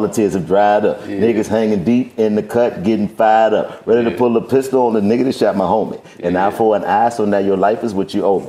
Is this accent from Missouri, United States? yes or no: no; Washington, District of Columbia, United States; I grew up in Washington, D.C.